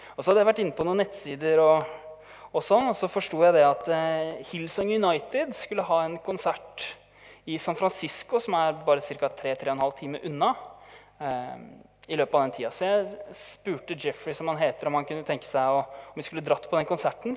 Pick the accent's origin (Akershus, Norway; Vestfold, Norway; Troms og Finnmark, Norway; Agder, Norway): Vestfold, Norway; Tønsberg; vi kommer fra Tønsberg. Min vakre kone og jeg